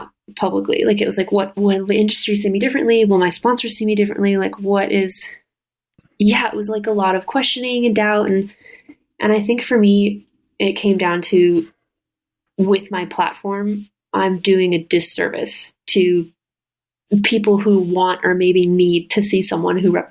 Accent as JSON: {"language": "English", "region": "Midwest", "country": "United States", "tie": "born or raised there", "moved": "yes", "said": "growing up in the Midwest and there wasn't a single gay kid in our school"}